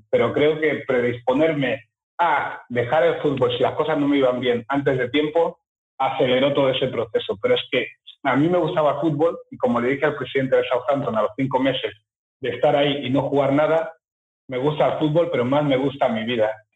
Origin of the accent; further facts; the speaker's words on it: Fuerteventura, Canary Islands, Spain; also born or lived in Equatorial Guinea / England; yo llegué con 11 meses a España, a las ah. Islas Canarias, Fuerteventura.